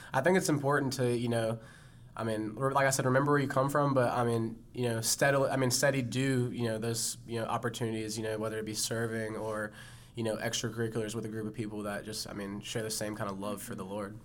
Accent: Charlotte, North Carolina, United States; I came home to Charlotte to Central Piedmont

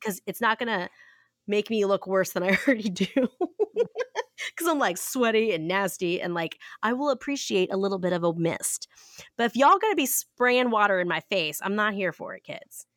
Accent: Ohio, United States; I'm from Ohio

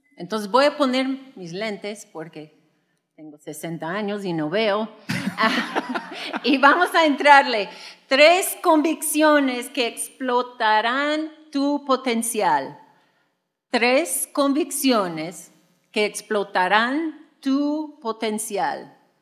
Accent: United States; Spanish is a second language; moved away as an adult; now in Mexico; Juan y yo llegamos a México, somos de Estados Unidos, por si no se notaba con el acento y también con mi español

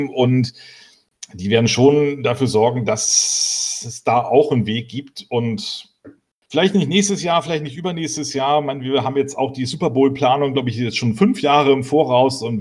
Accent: Berlin, Germany; ich komme nun aus Berlin und ich denke immer, wenn die NFL nach Deutschland kommt, dann müssen sie eigentlich in Berlin spielen

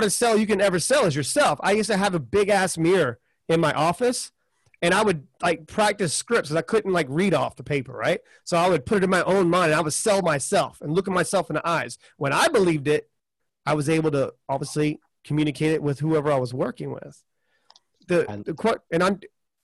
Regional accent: the South, United States; I'm from the South

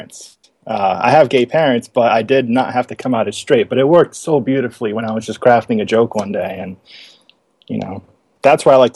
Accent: New York, United States; since I'm from New York, we say it like Tony Soprano would

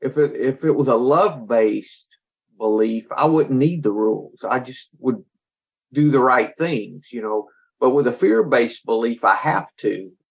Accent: the South, United States; I'm from the South

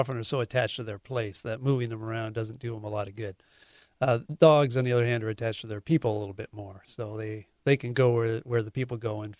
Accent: Poulsbo, Washington, United States; Oh, well, it's Norwegian. Norwegian. I grew up in Paulsbo.

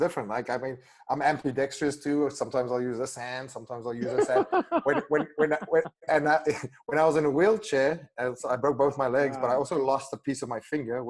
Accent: South Africa; first language af; English is a second language; My first language is Afrikaans, and we have a lot of really good swear words.

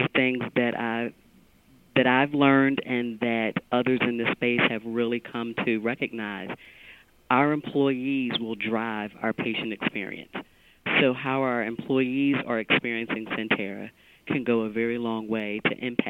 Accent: Philadelphia, Pennsylvania, United States; I was born and raised in Philadelphia

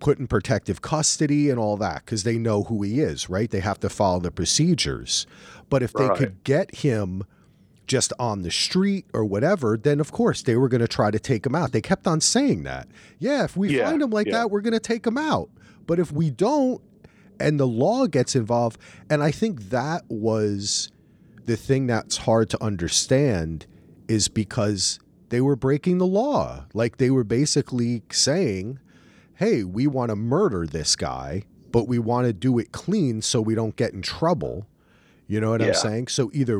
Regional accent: New Jersey, United States; growing up in Jersey and driving in New York and New Jersey

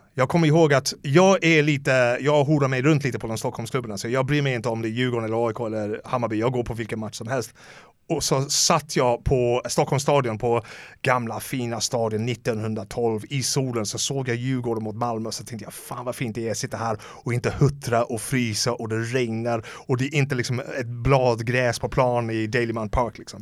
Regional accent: Dublin, Leinster, Ireland; Swedish is a second language; moved away as an adult; now in Sweden; Så jag är uppvuxen i Dublin, alltså några, vad, vad kan det vara, två, tre kilometer från O'Connell Street

